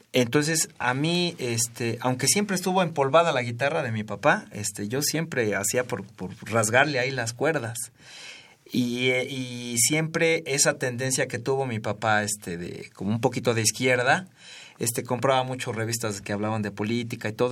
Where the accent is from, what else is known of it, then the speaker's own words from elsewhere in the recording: Ciudad Sahagún, Hidalgo, Mexico; moved away; also born or lived in Mexico City; yo viví toda mi infancia, aunque nací en la Ciudad de México, viví toda mi infancia en Ciudad Sagún, en Hidalgo